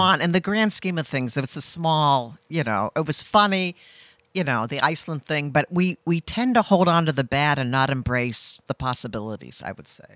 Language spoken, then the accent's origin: English; Cape Cod, Massachusetts, United States; moved away as an adult; also born or lived in Oregon; now in Rhode Island, United States; I grew up on the Cape and went to college in Oregon